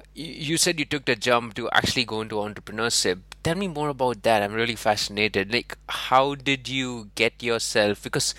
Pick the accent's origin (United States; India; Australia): India; now in United Kingdom; So I came from India to the UK 7 years ago